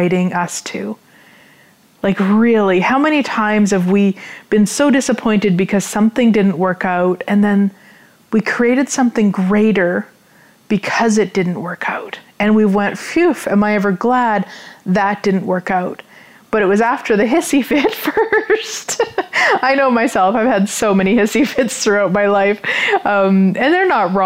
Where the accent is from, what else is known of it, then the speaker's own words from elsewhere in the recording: Canada; being a Canadian, living in Canada, everything is in both English and French